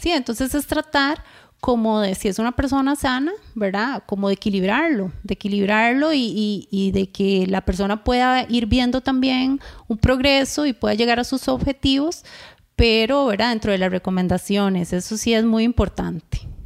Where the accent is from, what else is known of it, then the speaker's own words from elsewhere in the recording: Costa Rica; los ticos